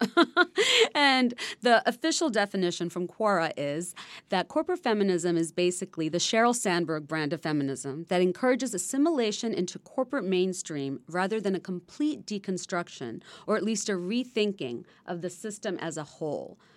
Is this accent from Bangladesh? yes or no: yes; Bangladesh; now in United States; when I was growing up in Bangladesh